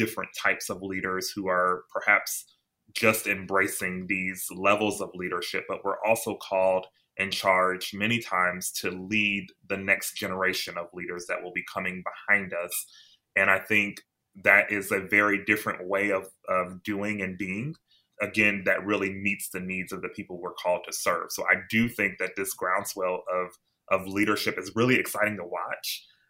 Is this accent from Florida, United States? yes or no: no; Columbus, Ohio, United States; moved away as an adult; also born or lived in Minnesota / Baltimore, Maryland / Athens, Ohio; I'm originally from Ohio. I was born and raised in Columbus, Ohio. So I had already known very much about Northeast Ohio when I returned to the state.